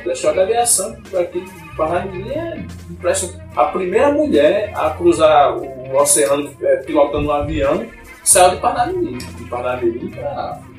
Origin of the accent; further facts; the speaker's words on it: São Lourenço da Mata, Pernambuco, Brazil; born there; nasci em São Lourenço da Mata, em Pernambuco, né? região metropolitana do Recife